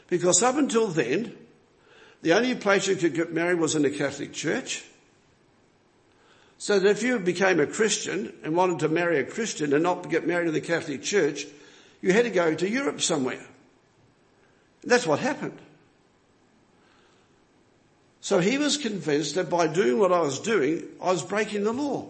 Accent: New Zealand; moved away; I'm a foreigner here. I'm a Kiwi. I was born in another land

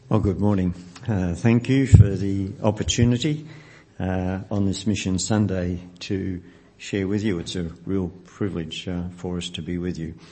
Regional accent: Melbourne, Victoria, Australia; Nancy and I grew up in the West

